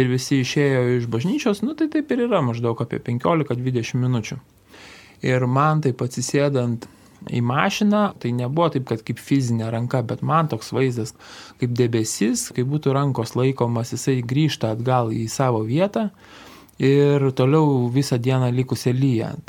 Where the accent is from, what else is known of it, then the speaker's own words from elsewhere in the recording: Kupiškis District, Panevėžys County, Lithuania; Mano vaikystė, sakysim, prabėgo Kupiškio rajone. Ir augome, tikrai eidavom ir į bažnyčią sekmadieniais būdavom.